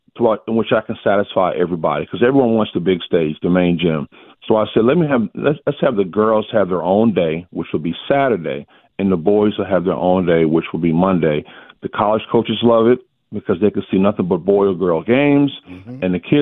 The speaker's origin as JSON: {"language": "English", "region": "New Jersey", "country": "United States", "moved": "yes", "lives_now": "Georgia, United States", "said": "I didn't realize this until I moved down here from Jersey. Up in Jersey, basketball was king. Down south, football is king."}